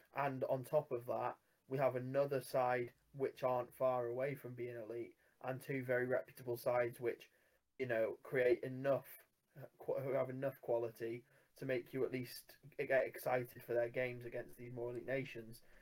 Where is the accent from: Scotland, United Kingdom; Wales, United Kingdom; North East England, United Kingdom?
Wales, United Kingdom; as a Welshman